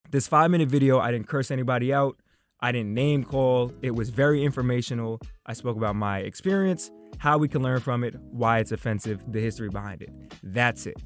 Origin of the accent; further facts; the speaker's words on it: Tuckahoe, New York, United States; growing up in Tuckahoe